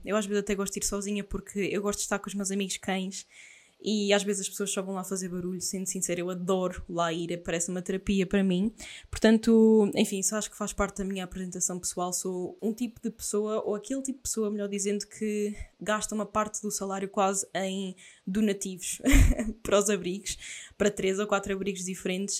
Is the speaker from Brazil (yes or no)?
no; Aveiro, Centro, Portugal; sou de Aveiro